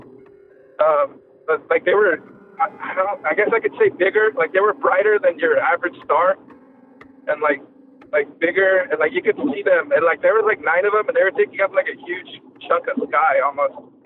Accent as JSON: {"language": "English", "region": "California", "country": "United States", "said": "I'm from California."}